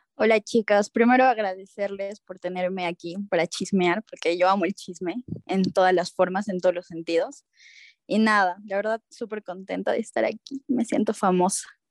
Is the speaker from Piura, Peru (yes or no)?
no; Cusco, Peru; moved away as an adult; now in Lima, Peru; yo, soy de Cusco, entonces tenía que mudarme a Lima